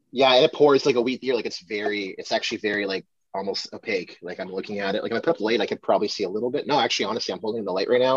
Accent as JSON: {"language": "English", "town": "Ottawa", "region": "Ontario", "country": "Canada", "tie": "born or raised there", "said": "It's from my hometown"}